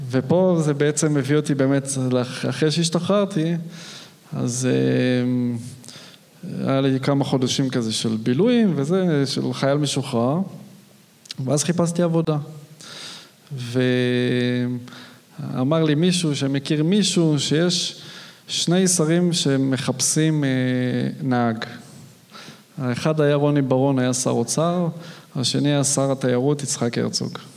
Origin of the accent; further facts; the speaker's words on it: Arad, Southern District, Israel; also born or lived in Modiin; אני כילד גדלתי בפריפריה. וגדלתי באמת כילד בערד עד גיל 13. לאחר מכן ההורים עברו למודיעין.